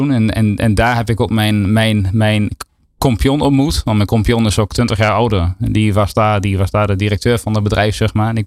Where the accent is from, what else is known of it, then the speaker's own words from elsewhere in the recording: Enschede, Overijssel, Netherlands; in Enschede. In Enschede. Eh, ja, ik probeer mijn accent een beetje te onderdrukken